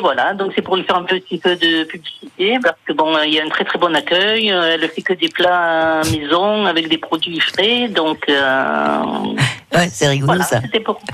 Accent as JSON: {"language": "French", "town": "Marseille", "region": "Provence-Alpes-Côte d'Azur", "country": "France", "said": "on est de Marseille, mais ma fille est à Charleval depuis"}